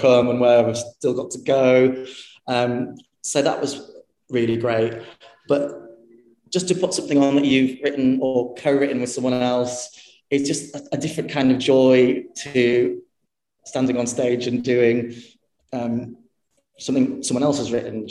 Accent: Harrogate, Yorkshire and the Humber, United Kingdom; also born or lived in Stoke-on-Trent; I was born in Stoke-on-Trent, um, and uh, my parents were both cabaret performers. They were kind of both working class people that had kind of sung their way up the social ladder a little bit. Um, and then we moved to Yorkshire. Um, and I grew up there in a place called Harrogate

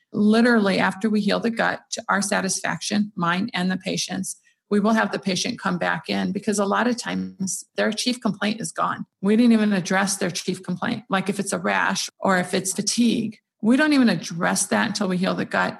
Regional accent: Iraq; moved away; We grew up in Iraq

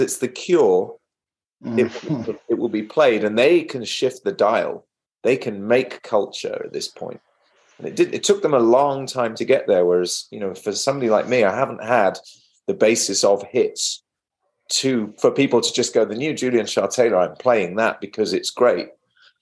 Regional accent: Wales, United Kingdom; moved away; also born or lived in England; I'm from Wales originally, in the west of England, little addendum to England

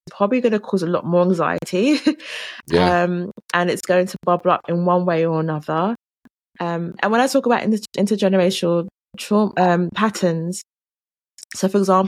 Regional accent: London, United Kingdom; accent: London; I grew up in London. My family are Jamaican

